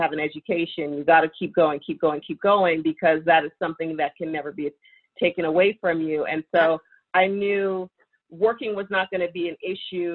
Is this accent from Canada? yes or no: yes; Toronto, Ontario, Canada; moved away as an adult; also born or lived in New York; now in Los Angeles, United States; I was born and raised in Toronto, so Canadian girl